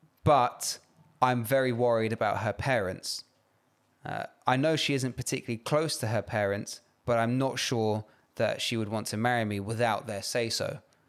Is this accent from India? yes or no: no; United Kingdom; And I am Nigerian British.